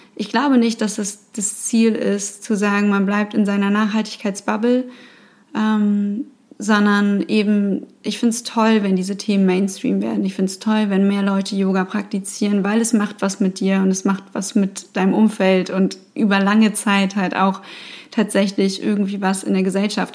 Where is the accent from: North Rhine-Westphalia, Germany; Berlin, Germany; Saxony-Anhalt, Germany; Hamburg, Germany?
Hamburg, Germany; Ich bin ja hier in Hamburg geboren und aufgewachsen